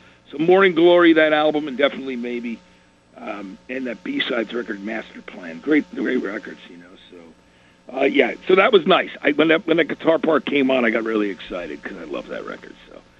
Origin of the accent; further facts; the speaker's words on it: Athens, Georgia, United States; born there; and I was born in Athens, Georgia, so, you know, where they started.